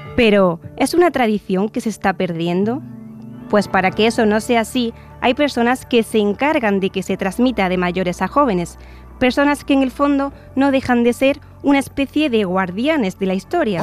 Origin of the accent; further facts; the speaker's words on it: Córdoba, Andalusia, Spain; moved away; Yo vivía de pequeña en una plaza en Córdoba frente a una iglesia